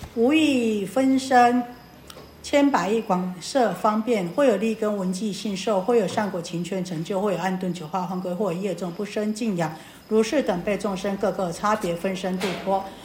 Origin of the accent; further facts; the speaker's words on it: Taiwan; 我们台湾人好像礼轻情意重